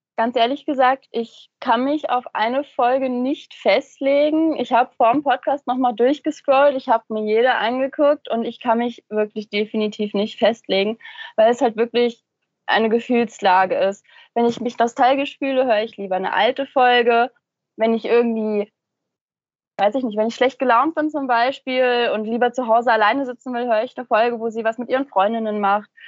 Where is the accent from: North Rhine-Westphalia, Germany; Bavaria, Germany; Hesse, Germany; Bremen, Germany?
Hesse, Germany; Central; ich komme aus Mittelhessen